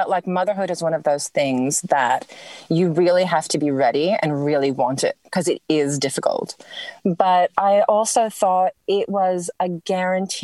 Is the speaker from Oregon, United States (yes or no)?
no; New York, United States; moved away as an adult; now in Melbourne, Australia; growing up in New York, I didn't really have a lot of nature around me